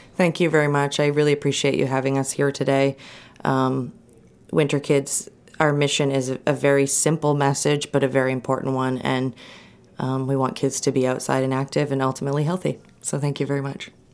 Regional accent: Lincoln, Maine, United States; also born or lived in Portland, Maine; I grew up in Lincoln, which is, um, sort of mid Upper Penobscot County

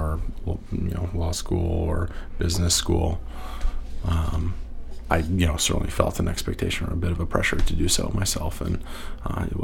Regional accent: Newton, Massachusetts, United States; moved away; also born or lived in Cape Cod, Massachusetts / Lewiston, Maine; raised in the Boston area, Newton, Massachusetts

